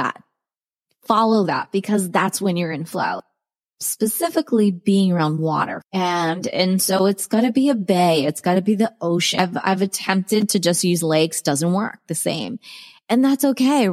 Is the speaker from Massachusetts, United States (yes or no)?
yes; Cape Cod, Massachusetts, United States; moved away; also born or lived in Maryland / Rhode Island / Arizona; I grew up on Cape Cod. I went to school in Rhode Island on the ocean. With that, I was born in Maryland